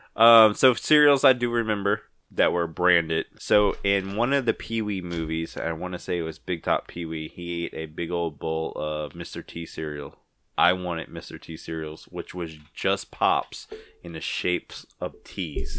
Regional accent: Ponchatoula, Louisiana, United States; I'm from Punchatoula

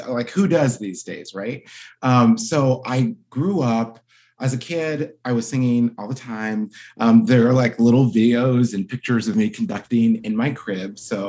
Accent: Baltimore, Maryland, United States; I grew up in Baltimore, Maryland.

